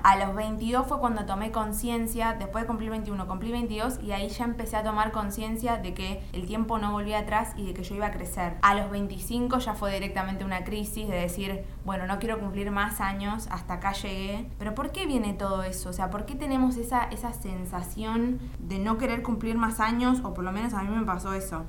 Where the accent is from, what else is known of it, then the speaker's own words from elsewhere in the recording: Bernal, Buenos Aires Province, Argentina; moved away as an adult; now in Buenos Aires, Argentina; yo soy de Bernal y actualmente vivo en Capital Federal